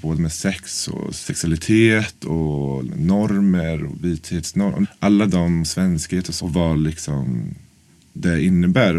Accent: Norrköping, Östergötland, Sweden; moved away as an adult; now in Stockholm, Sweden; Ja, jag är från Norrköping egentligen. Så jag flyttade till Stockholm för nio år sedan.

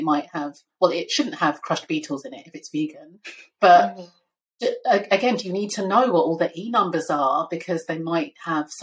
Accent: Nigeria; as a Nigerian

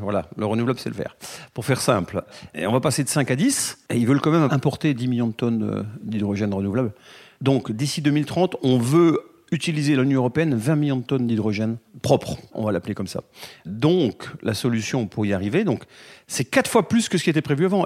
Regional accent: France; on est français

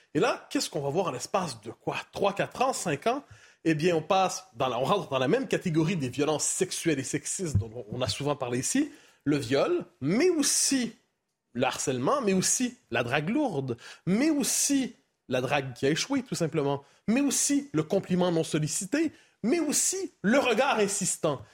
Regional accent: Quebec, Canada; chez moi, au Québec.

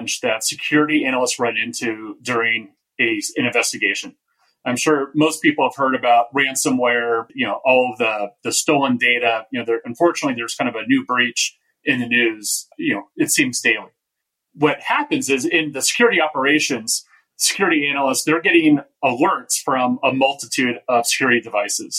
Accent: Bay Area, California, United States; I grew up in the Bay Area

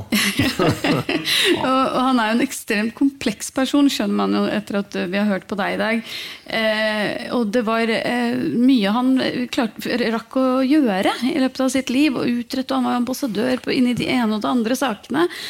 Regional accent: Norway; Når man er født og oppvokst i Norge

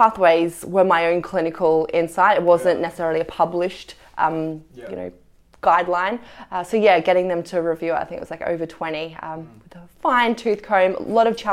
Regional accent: Australia; I'm Australian

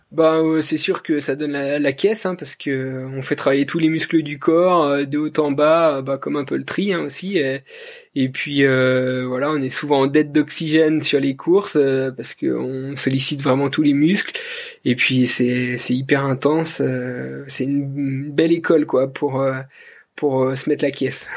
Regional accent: Jura Mountains, France; je suis originaire du, massif du Jura.

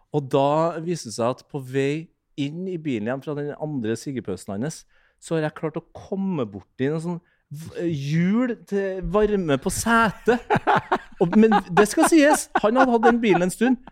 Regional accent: near Trondheim, Trøndelag, Norway; litt utenfor Eh, Trondheim sentrum er liksom født og oppvokst på Målt

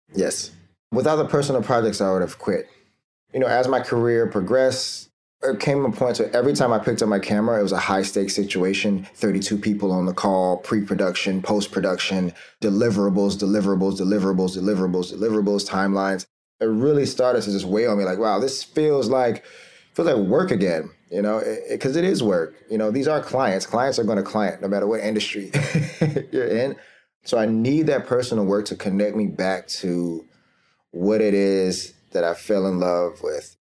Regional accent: Florida, United States; now in New York City, United States; I'm, I'm from Florida originally, and I moved to New York City

